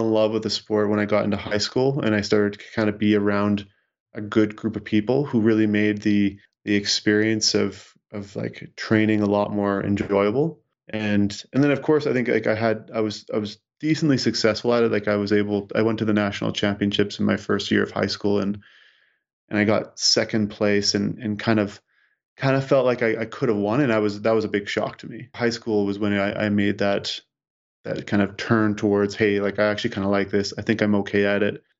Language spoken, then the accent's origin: English; Saskatchewan, Canada; as a kid growing up in Sis-, in Saskatchewan